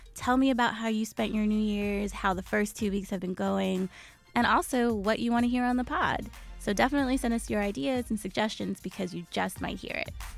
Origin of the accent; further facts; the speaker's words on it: New York City, New York, United States; I grew up in Queens